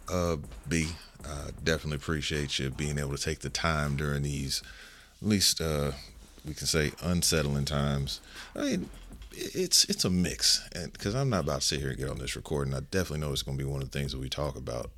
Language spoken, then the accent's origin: English; Las Vegas, Nevada, United States; this is my hometown